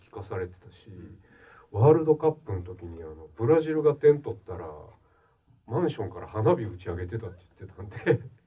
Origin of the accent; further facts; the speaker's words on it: Kobe, Hyogo, Japan; 私はまあ神戸の生まれ育ちなんです